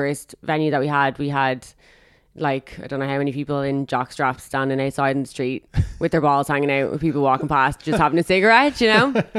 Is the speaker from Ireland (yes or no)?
yes; Dublin, Leinster, Ireland; Dublin. Rathfarnham.